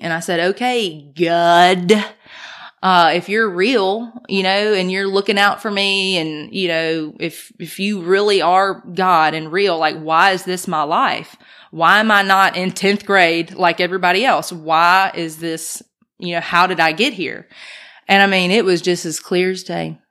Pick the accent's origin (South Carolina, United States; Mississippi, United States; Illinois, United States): Mississippi, United States; Brandon; now in Oxford, United States; I'm from Brandon, by the way. So I grew up in Brandon, went to high school out there at Northwest.